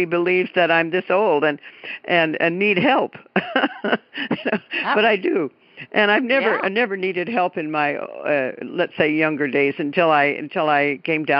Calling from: Keizer, Oregon, United States; I'm calling from Kaiser, Oregon, which is just a little neighborhood of Salem, the capital

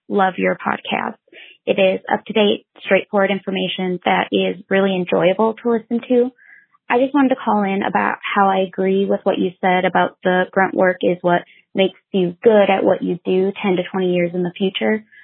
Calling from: Grand Forks, North Dakota, United States; I am calling from Grand Forks, North Dakota

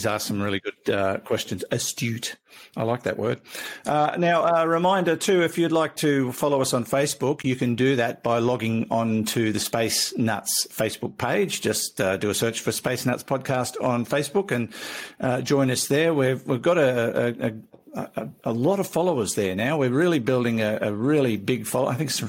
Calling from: Chichester, South East England, United Kingdom; I'm writing from Chichester, which is on the south coast of England

